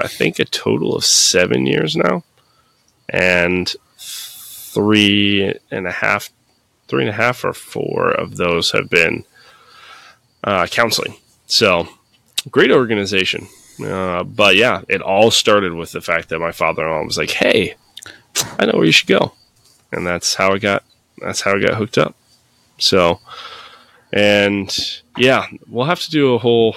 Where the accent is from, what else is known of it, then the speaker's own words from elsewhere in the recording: Peoria, Illinois, United States; also born or lived in Florida / Haleyville, Alabama / Dunlap, Illinois; moved up because my dad got a job up here in old Peoria, P Town Brown, and uh, lived there pretty, pretty much most of my life